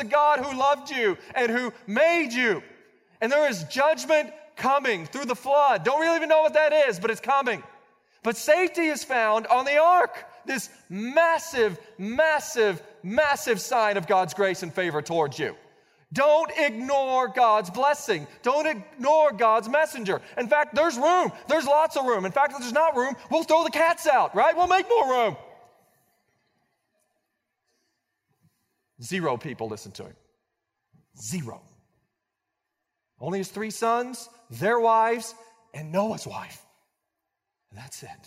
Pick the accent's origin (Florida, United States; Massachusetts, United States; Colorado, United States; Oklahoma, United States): Oklahoma, United States; Blanchard; When I was 16 years old, I was growing up in Blanchard, Oklahoma.